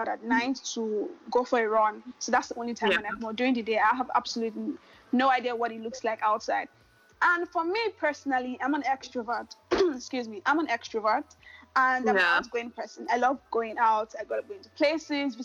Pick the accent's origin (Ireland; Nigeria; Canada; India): Nigeria; also born or lived in Lagos, Nigeria; I am Nigerian, and I live in Lagos, Nigeria